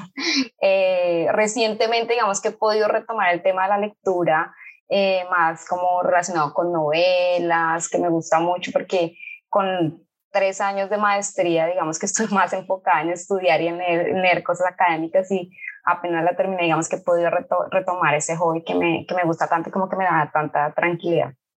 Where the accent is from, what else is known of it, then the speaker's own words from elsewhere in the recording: Colombia; moved away as an adult; now in Rio de Janeiro, Brazil; soy colombiana. Hace un poco más de siete años estoy viviendo en Río de Janeiro.